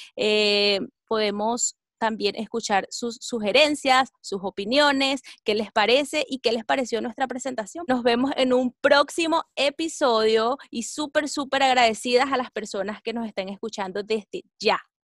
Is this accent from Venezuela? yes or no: yes; Venezuela; Yo soy venezolana